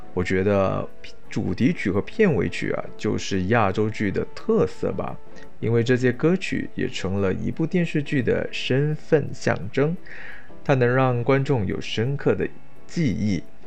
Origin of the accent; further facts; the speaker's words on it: Malaysia; 对于一个马来西亚华人的我